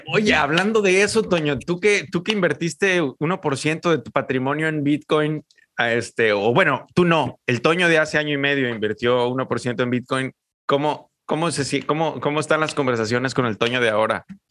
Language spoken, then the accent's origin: Spanish; Mexico; los mexicanos éramos los raros